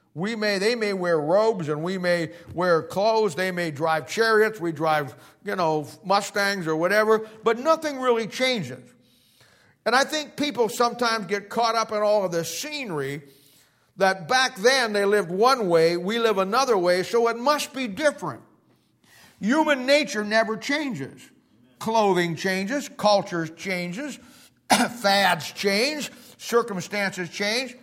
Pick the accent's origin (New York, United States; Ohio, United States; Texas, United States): Ohio, United States; Canton; I'm from Canton, Ohio